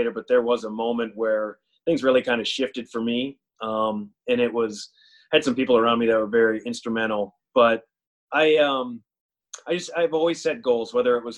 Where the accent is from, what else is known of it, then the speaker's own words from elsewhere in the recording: Perham, Minnesota, United States; a smaller community that I grew up in Perham